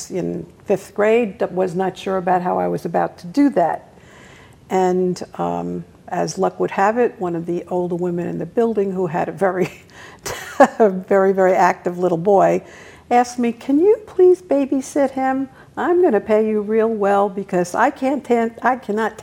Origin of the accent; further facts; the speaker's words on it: New York City, New York, United States; I grew up in Brooklyn, New York, in a very decent neighborhood